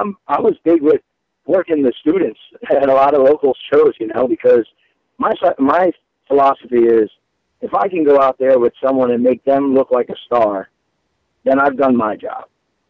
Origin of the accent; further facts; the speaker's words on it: New Jersey, United States; moved away as an adult; I'm originally from New Jersey, so I moved back home for a little bit